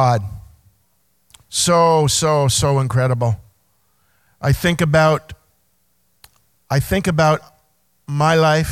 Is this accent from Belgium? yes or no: no; Belleville, Ontario, Canada; moved away as an adult; I grew up in Belleville, 22 years here, played my hockey here, went to Quinte Secondary School